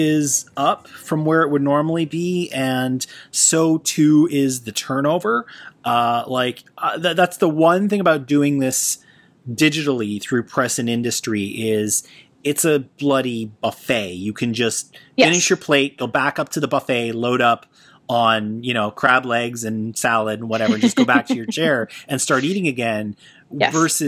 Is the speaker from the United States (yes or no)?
no; Toronto, Ontario, Canada; in my hometown of Toronto, Canada